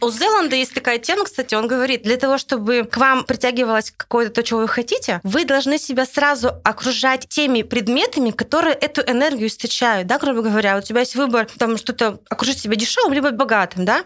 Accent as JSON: {"language": "Russian", "country": "Russia"}